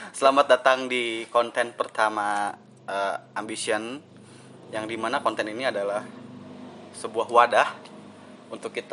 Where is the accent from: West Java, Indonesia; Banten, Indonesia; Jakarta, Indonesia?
Banten, Indonesia; oh, gue dari Banten ya guys